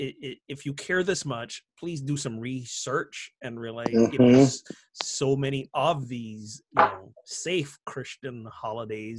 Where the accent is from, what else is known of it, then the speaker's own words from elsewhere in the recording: Barbados; Growing up in Barbados